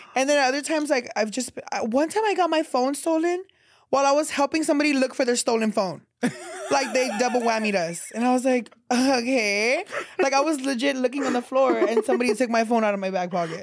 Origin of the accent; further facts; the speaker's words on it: San Antonio, Texas, United States; my hometown in San Antonio